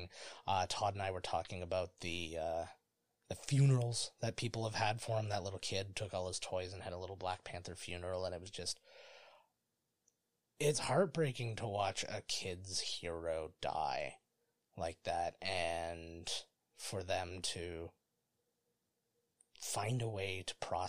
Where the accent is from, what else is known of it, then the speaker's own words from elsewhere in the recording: Ontario, Canada; we're Canadian, just for those who don't know or care. And so we're in the province of Ontario